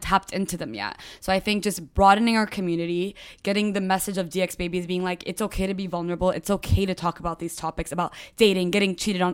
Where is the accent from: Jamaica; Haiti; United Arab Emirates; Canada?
United Arab Emirates; Dubai; also born or lived in United States / Lebanon; I uh, grew up in Dubai